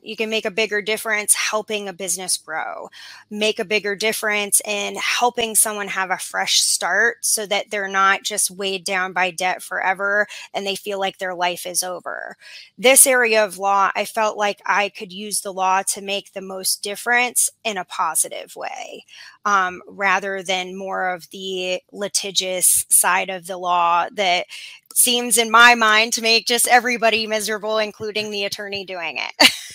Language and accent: English; Arizona, United States; moved away as an adult; also born or lived in Washington, D.C. / Miami; I'm originally from Arizona